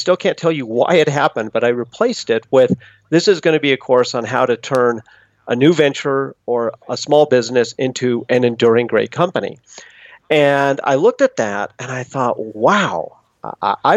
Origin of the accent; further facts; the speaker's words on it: Boulder, Colorado, United States; moved away as an adult; I grew up in Boulder, Colorado, but went away to college